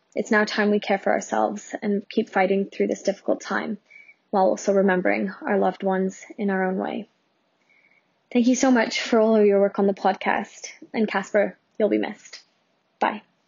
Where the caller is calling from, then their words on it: Toronto, Ontario, Canada; I'm calling from Toronto